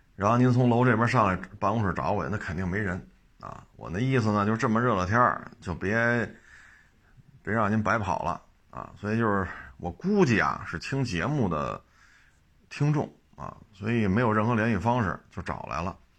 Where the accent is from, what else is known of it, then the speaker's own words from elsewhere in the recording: Beijing, China; 我生在北京，长在北京